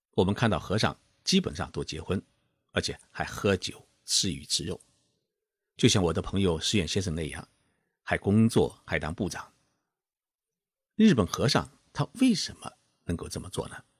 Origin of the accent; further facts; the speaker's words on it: China; 在我们中国人的心目当中